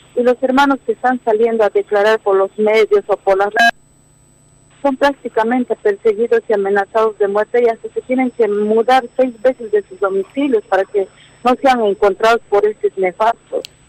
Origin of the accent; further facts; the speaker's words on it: Bolivia; en nuestro pueblo boliviano